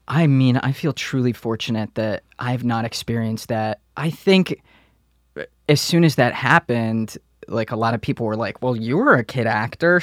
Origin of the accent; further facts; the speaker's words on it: Detroit, Michigan, United States; moved away; Growing up in Detroit, the things that I saw when I was a kid